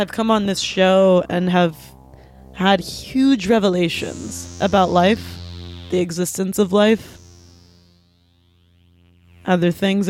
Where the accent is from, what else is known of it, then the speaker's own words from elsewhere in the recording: Pittsburgh, Pennsylvania, United States; everybody knows that I'm from Pittsburgh and Dennis is from Philadelphia.